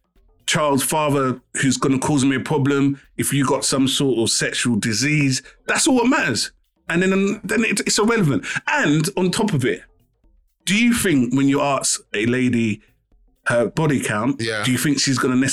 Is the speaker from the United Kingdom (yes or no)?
yes; London, United Kingdom